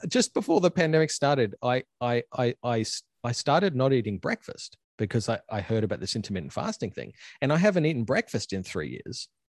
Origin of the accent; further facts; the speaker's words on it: Queensland, Australia; moved away as an adult; also born or lived in Ann Arbor, Michigan / Chicago; now in Washington, United States; this is where I'm from, I'm in my hometown in, in Queensland, Australia